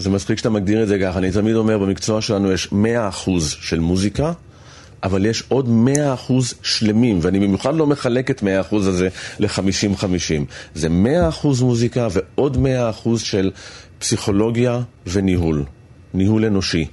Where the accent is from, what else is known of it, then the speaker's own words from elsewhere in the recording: Holon, Tel Aviv District, Israel; בחדר שלי, בבית של ההורים בחולון